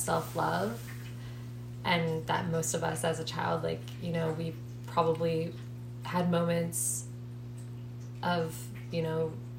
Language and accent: English; Maryland, United States; moved away; we're both from Maryland